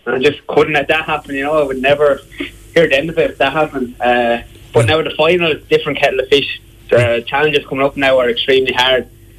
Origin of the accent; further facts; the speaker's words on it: Marshallstown, County Wexford, Ireland; Marshallstown, yeah.